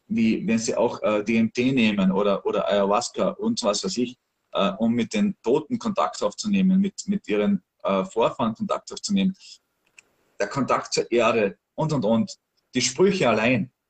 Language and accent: German; Austria; ich als Österreicher wusste das nicht. Ich habe das nicht in der Schule gelernt.